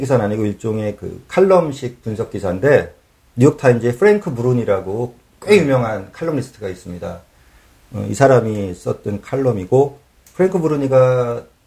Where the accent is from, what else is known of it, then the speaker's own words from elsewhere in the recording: South Korea; moved away as an adult; now in New York, United States; 저는 한국에서 그런 거 많았잖아요